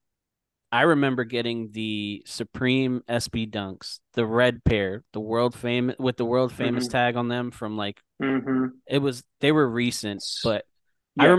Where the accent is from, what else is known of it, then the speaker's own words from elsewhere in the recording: Philadelphia, Pennsylvania, United States; I grew up in Philadelphia